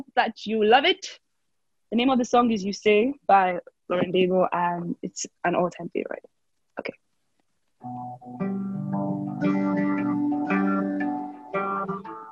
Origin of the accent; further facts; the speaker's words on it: Cross River, Nigeria; now in Lagos, Nigeria; I am from Cross River State, Nigeria